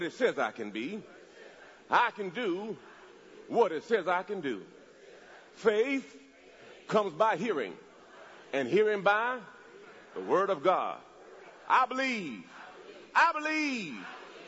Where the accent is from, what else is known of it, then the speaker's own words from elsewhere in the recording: Jamaica; I'm from Jamaica